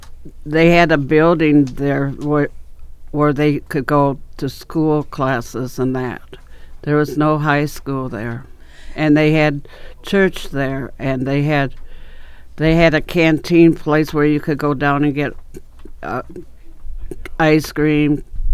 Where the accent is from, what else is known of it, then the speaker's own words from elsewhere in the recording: Albert Lea, Minnesota, United States; born there; I was born in Albert Lea, 1949. I was there, and my dad had a candy store in Albert Lea.